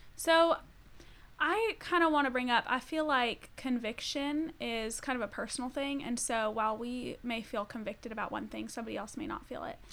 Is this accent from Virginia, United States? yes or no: no; Colorado, United States; I'm from Colorado